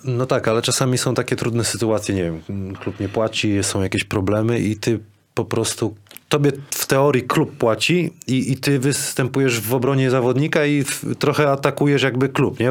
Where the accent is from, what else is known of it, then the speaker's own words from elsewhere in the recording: Kuźniki, Lower Silesian Voivodeship, Poland; jako chłopak z Kuźnik